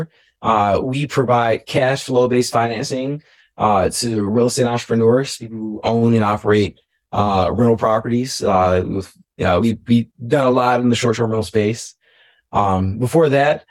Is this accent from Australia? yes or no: no; Atlanta, Georgia, United States; I'm from Southwest Atlanta